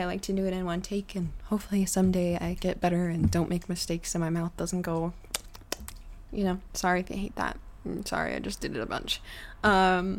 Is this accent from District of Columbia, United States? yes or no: no; South Lake Tahoe, California, United States; I grew up in South Lake Tahoe